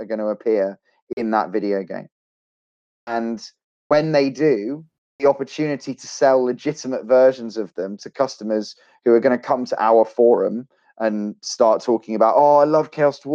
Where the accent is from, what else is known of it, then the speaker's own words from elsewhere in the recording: Australia; I'm an Australian